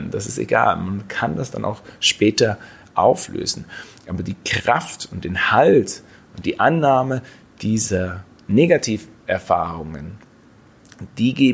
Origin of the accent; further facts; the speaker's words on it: Baden-Württemberg, Germany; Ich komme aus dem Schwarzwald, da ist das teilweise etwas leichter.